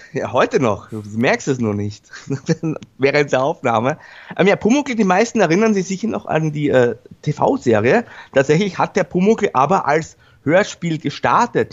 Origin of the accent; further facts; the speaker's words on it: Vienna, Austria; für mich als Wiener